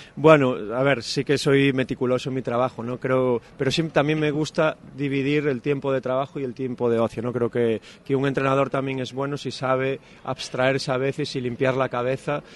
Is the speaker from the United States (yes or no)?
no; Santiago de Compostela, Galicia, Spain; now in Salamanca, Spain; Santiago de Compostela, de donde yo soy